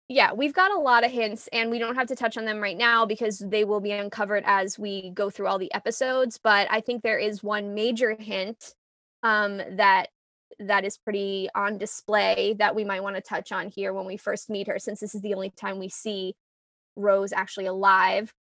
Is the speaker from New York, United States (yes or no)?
yes; New York City, New York, United States; I grew up in New York, New York City, like, the punk scene